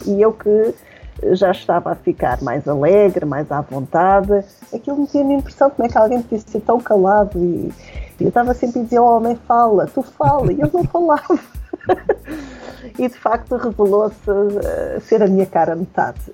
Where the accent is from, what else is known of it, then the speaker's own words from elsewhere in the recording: Aveiro, Centro, Portugal; also born or lived in Caparica, Portugal; eu nasci em Aveiro